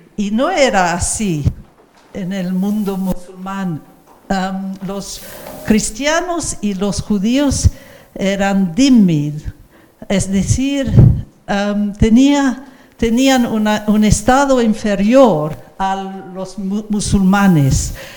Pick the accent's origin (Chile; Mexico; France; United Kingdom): United Kingdom; England; nací en Inglaterra